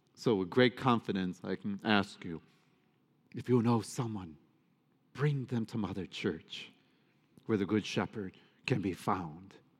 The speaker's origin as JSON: {"language": "English", "town": "Detroit", "region": "Michigan", "country": "United States", "tie": "born or raised there", "said": "I grew up in Detroit"}